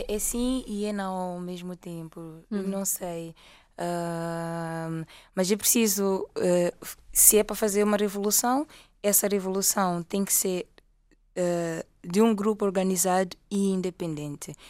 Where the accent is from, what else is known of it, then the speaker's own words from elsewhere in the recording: Mozambique; moved away as an adult; now in Portugal; eu sou moçambicana e estou cá por formação